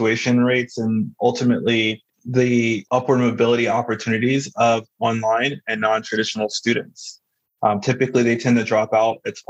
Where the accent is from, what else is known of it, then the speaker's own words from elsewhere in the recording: Albany, Georgia, United States; moved away as an adult; also born or lived in Durham, North Carolina; I originally grew up in a small town in South Georgia called Albany